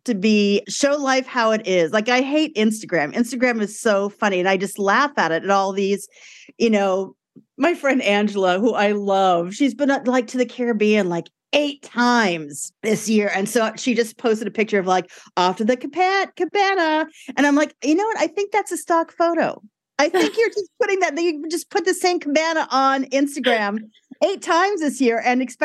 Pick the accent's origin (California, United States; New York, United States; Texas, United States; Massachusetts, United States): New York, United States; New York City; I grew up in Brooklyn.